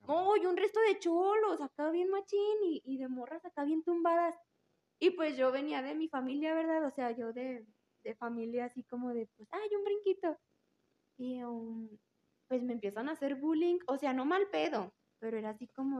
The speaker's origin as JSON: {"language": "Spanish", "region": "Aguascalientes", "country": "Mexico", "tie": "born or raised there", "said": "soy 100% hidrocálida de la gremial 35"}